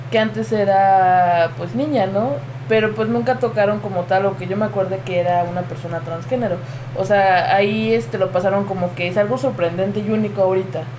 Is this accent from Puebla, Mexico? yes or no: yes; Puebla, Mexico; yo soy originario de Puebla. Este, tengo 25 años.